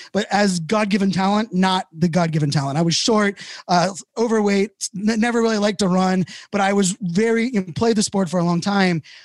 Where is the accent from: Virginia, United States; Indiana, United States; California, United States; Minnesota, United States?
Virginia, United States; Virginia Beach; I grew up in Virginia Beach